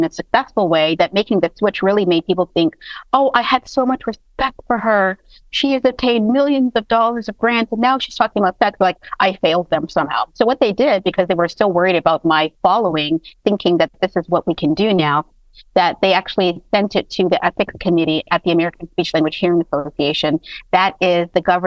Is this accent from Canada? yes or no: yes; Toronto, Ontario, Canada; now in United States; I was raised in Toronto, and then I moved to the United States.